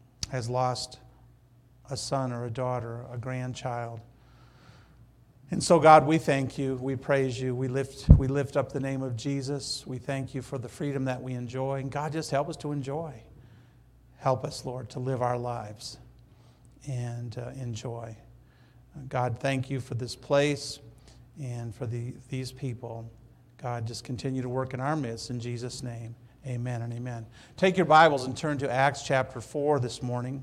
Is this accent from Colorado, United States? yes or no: no; Detroit, Michigan, United States; moved away; I'm from Detroit, Michigan. You know, I'm from Michigan